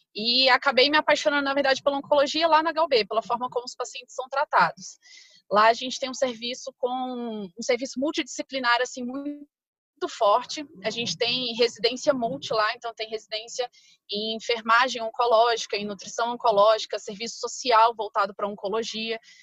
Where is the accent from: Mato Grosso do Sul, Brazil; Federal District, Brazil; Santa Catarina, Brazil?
Federal District, Brazil; Brasília; eu nasci em Brasília, sempre morei aqui em Brasília